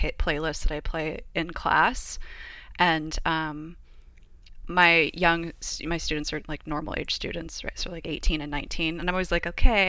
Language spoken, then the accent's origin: English; Southern California, United States; growing up in Southern California, it was all Blink-182